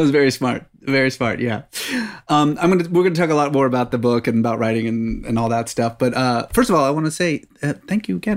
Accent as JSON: {"language": "English", "town": "Dallas", "region": "Texas", "country": "United States", "tie": "born or raised there", "also_born_or_lived": "Oklahoma / Abilene, Texas", "said": "I was born in Oklahoma, but mostly raised in Abilene and Dallas."}